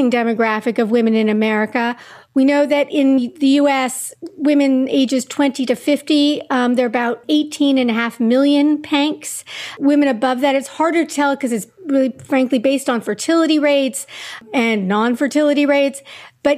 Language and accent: English; Montreal, Quebec, Canada; moved away as an adult; now in New York, United States; I grew up in Montreal, Canada. I moved to the States in 93 after graduating.